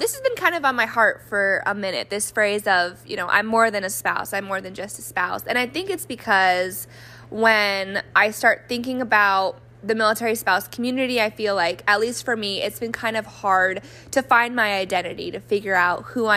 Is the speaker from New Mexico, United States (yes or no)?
yes; New Mexico, United States; moved away; I grew up in New Mexico, which rarely gets snow